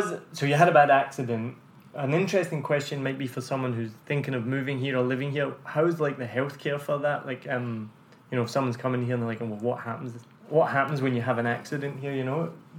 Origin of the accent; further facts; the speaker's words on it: United Kingdom; moved away; And I was like, but I'm a citizen. They're like, no, you're not a resident.